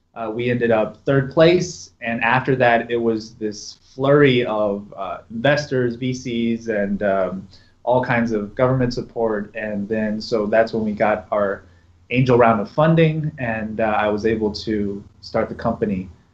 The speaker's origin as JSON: {"language": "English", "town": "Raleigh", "region": "North Carolina", "country": "United States", "tie": "born or raised there", "also_born_or_lived": "San Francisco", "moved": "as an adult", "said": "grew up in raleigh north carolina"}